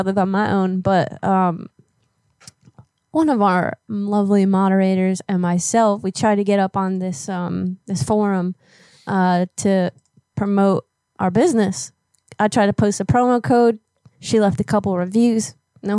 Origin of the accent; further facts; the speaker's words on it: Florida, United States; moved away; I grew up in Florida and had to leave